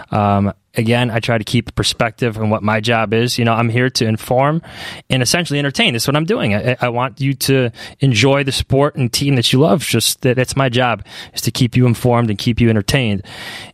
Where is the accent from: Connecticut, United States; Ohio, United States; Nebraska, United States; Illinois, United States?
Illinois, United States; Chicago; I grew up in Chicago.